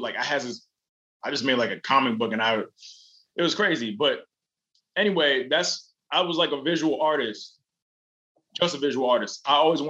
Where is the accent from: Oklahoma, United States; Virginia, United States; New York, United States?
New York, United States; Yonkers; also born or lived in Valhalla, New York; I'm from Yonkers, New York. I was born in Valhalla, but, you know, that's like Yonkers, New York. Like, that's where I was born.